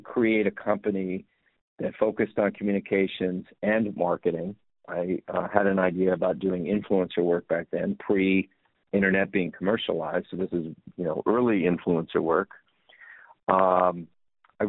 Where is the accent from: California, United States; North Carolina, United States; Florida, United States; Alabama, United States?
California, United States; Los Angeles; I grew up in Los Angeles